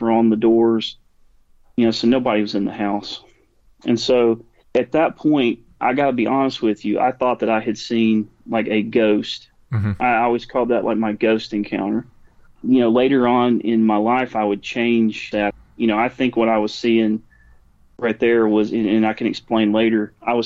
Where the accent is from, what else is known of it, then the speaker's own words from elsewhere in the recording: Alabama, United States; we're from Alabama